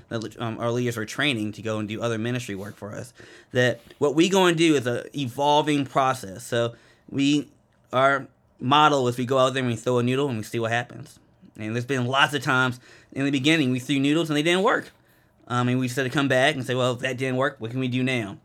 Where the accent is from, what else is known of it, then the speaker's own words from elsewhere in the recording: Randallstown, Maryland, United States; moved away as an adult; I was raised in Baltimore, or a little town called Randall's Town, which is in Baltimore County.